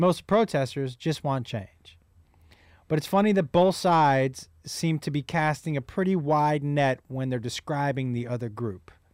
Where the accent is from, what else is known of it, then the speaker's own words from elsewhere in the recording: United States; as an American